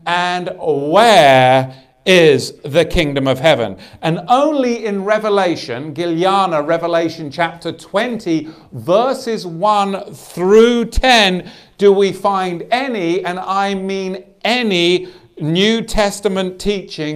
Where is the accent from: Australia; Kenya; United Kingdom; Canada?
Australia; moved away; My home country